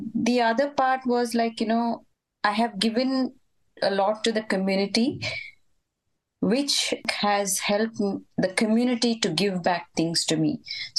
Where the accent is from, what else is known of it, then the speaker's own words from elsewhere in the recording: India; When we came from India, I had joined family over here.